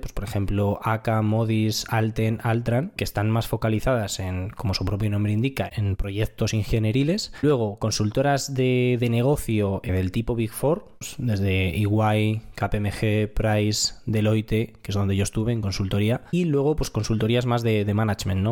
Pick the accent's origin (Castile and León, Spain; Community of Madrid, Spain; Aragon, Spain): Community of Madrid, Spain; Madrid; tengo 26 años, soy ingeniero y soy de Madrid.